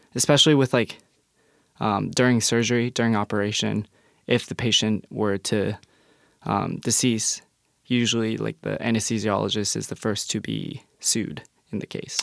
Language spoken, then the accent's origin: English; Englewood, Colorado, United States; moved away as an adult; now in Tacoma, United States; growing up in Englewood, Colorado